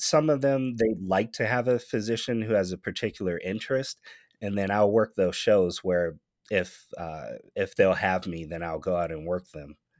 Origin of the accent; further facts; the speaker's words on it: Michigan, United States; now in Nevada, United States; Michigan, my home state